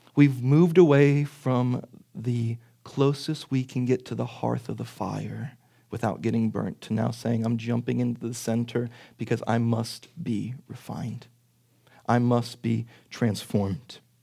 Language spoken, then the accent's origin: English; Pittsburgh, Pennsylvania, United States; accent: Pittsburgh; my Pittsburgh accent